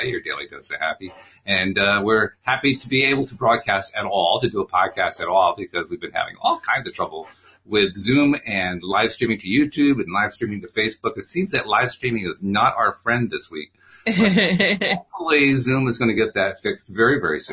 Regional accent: Connecticut, United States; I'm from Connecticut. We're the poor, wicked stepsister of Massachusetts

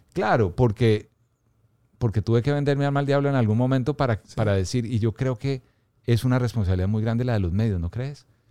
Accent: Bogotá, Colombia; yo nací y crecí en Bogotá

